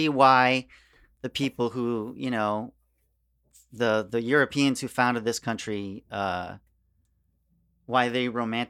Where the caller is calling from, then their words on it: Queens, New York, United States; I'm in Queens, bro.